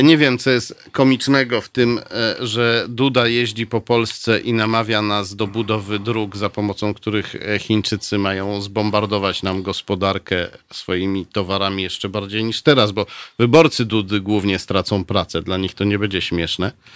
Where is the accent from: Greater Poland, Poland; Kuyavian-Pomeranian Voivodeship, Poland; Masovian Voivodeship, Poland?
Masovian Voivodeship, Poland; Warsaw; also born or lived in Pruszków; Potem jak zostałem urodzony, to zabrano mnie z powrotem do Warszawy